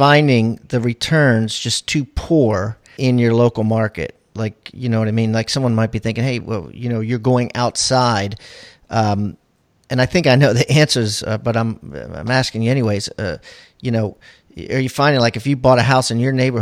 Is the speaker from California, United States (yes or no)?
no; Baltimore, Maryland, United States; now in South Carolina, United States; I'm originally from Maryland, in Baltimore or surrounding areas. I live in South Carolina now